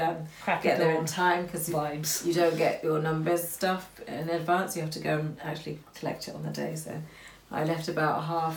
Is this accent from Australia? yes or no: no; Luton, East of England, United Kingdom; we're from Luton